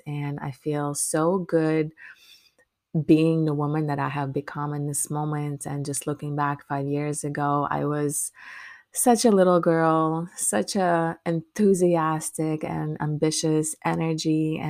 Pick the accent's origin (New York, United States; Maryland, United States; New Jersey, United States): Maryland, United States; now in Orlando, United States; when I moved to Orlando. And That was about 2015. I moved from my home state in Maryland down to Florida